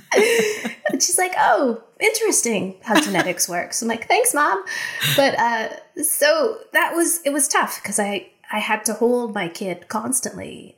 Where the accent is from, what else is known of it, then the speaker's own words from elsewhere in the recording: United States; also born or lived in Japan; being American in another country